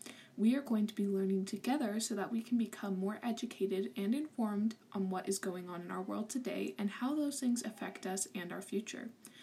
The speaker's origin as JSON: {"language": "English", "region": "California", "country": "United States", "said": "I'm a teenager from California."}